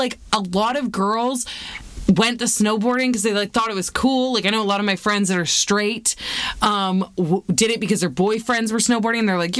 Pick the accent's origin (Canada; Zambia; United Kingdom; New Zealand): Canada; Vancouver, British Columbia; growing up in Vancouver